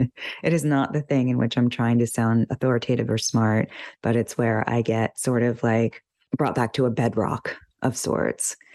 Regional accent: United States; somebody from this country, you know, and as an American

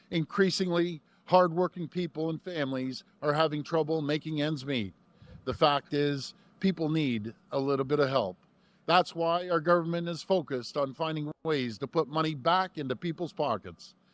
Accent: Toronto, Ontario, Canada; it's great to be back here in my hometown of Etobicoke. I always call it the great state of Etobicoke

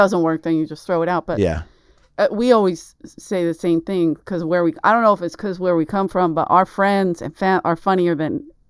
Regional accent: Philadelphia, Pennsylvania, United States; moved away; She goes, where are you from? I said, Philadelphia.

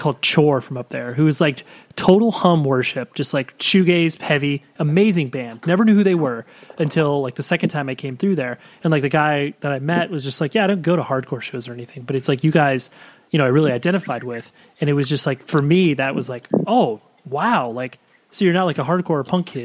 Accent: Southern California, United States; we in Southern California

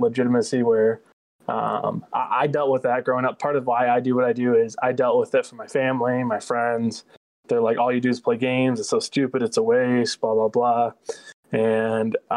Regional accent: Midland, Michigan, United States; I'm actually from Midland, Michigan, where Northwood's located

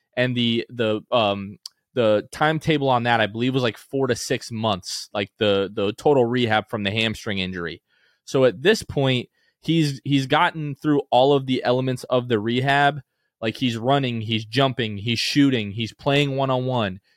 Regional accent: New Port Richey, Florida, United States; growing up in Newport Richey, I know that hour and forty-five, two and a half hour sometime drive from Pasco County out to Orlando

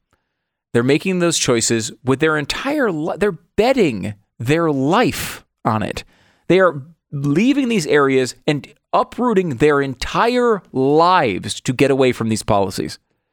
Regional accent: Connecticut, United States; moved away; also born or lived in New York; I was born in New York. I grew up in Connecticut.

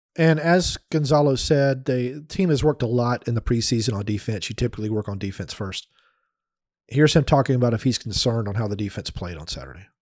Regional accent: United States; I'm an American

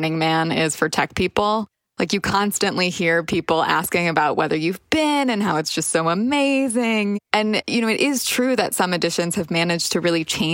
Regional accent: United States; Speaking as an American

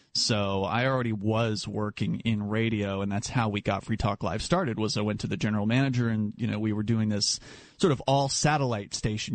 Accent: Florida, United States; moved away as an adult; now in New Hampshire, United States; I grew up in Florida, and I was a libertarian activist down there as a, as a younger man

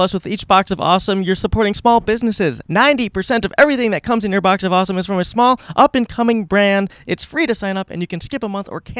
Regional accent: Ohio, United States; I'm from Ohio.

